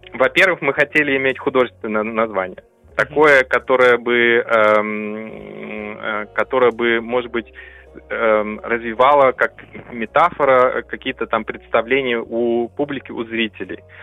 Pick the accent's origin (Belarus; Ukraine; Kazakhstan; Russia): Kazakhstan; Temirtau, Karaganda Region; now in Berlin, Germany; Я сам родился в Казахской ССР в 1981 году эм, в Караганинской области, в городе Тимиртау